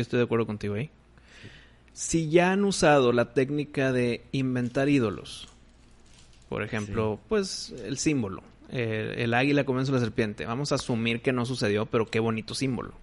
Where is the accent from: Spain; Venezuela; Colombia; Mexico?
Mexico; como mexicano